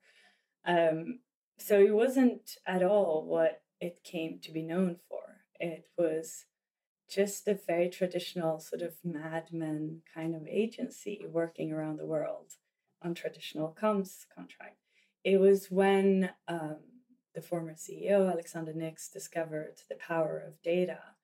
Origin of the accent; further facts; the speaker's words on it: Sweden; growing up in Sweden. And at the time I was growing up, there was not a lot of mixed kids. I grew up in a very white community.